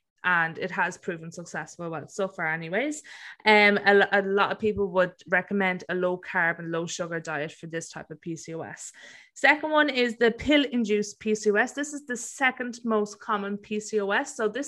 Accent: County Offaly, Leinster, Ireland; moved away as an adult; now in Melbourne, Australia; I am originally from County Offaly in Ireland, but I am living in Melbourne, Australia at the moment

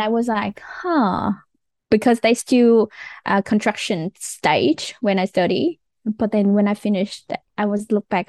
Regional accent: Vietnam; English is a second language; moved away as an adult; also born or lived in Wollongong, Australia / Canberra, Australia; now in Australia; I came from Vietnam.

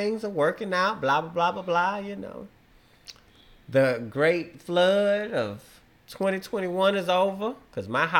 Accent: Beaumont, Texas, United States; I'm from Beaumont, Texas

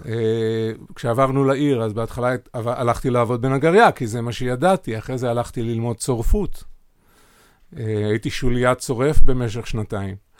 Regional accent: Sa'ad, Southern District, Israel; אני בן קיבוץ, אה, בן קיבוץ סעד, קיבוץ דתי ב, בנגב הצפוני

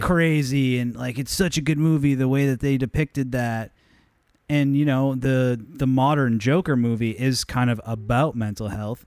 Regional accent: United States; I'm American

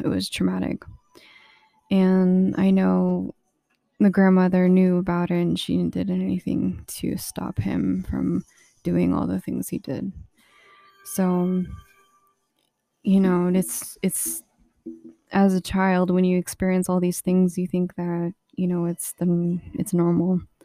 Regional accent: Alamo, New Mexico, United States; also born or lived in Socorro, New Mexico; I had lived in really ghetto um, kinda, like, deserted place. It was in Alamo, New Mexico

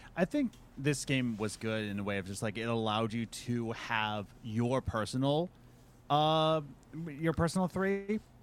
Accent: Philadelphia, Pennsylvania, United States; moved away; I'm originally from Philadelphia

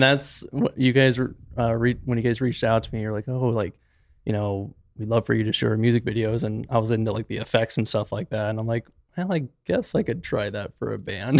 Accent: Gilbert, Arizona, United States; also born or lived in Moab, Utah; I was originally born and raised in Gilbert

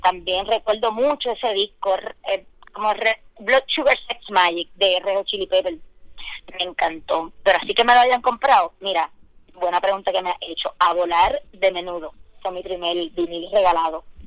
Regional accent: Orocovis, Puerto Rico; also born or lived in Bayamón, Puerto Rico; Yo nací en Bayamón, pero me crié en, en Orocovis. Pues me considero orocobeña.

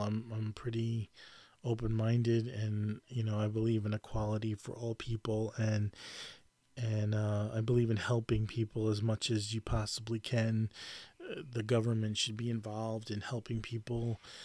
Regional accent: New York, United States; I grew up in New York my whole life and I'm a New Yorker.

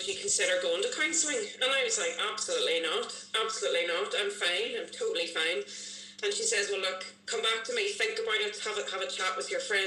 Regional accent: Bangor, United Kingdom; I am from Bangor

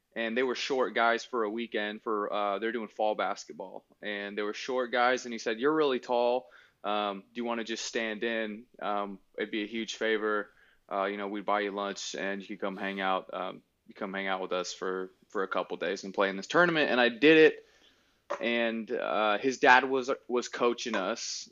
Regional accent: Salem, Oregon, United States; I grew up in Salem with my aunt and uncle for the most part

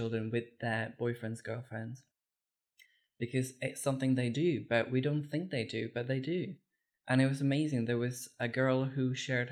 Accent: Czechia; moved away; I was born and brought up in the Czech Republic

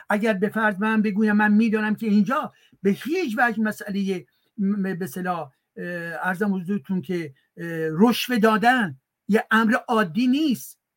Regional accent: France; born there; منی که در فرانسه متولد, متولد شدم ولی که بخش عمده زندگیم در اینجا هستش

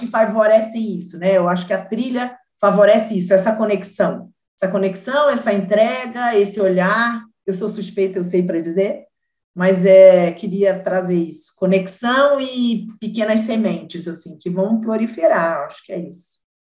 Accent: Rio de Janeiro, Brazil; eu sou carioca também

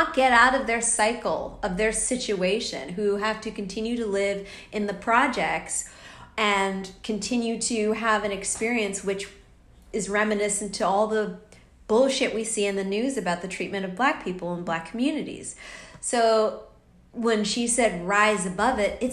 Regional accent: United States; now in Australia; I'm away from America. I'm in Australia

